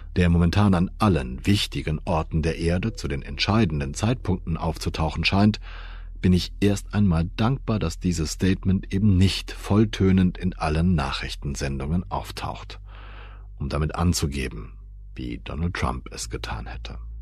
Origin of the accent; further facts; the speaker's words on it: Germany; als Deutscher